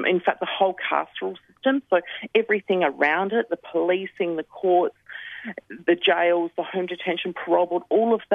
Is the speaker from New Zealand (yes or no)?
no; Adelaide, South Australia, Australia; I have been born and raised on Kaurna land, which is where I sit today.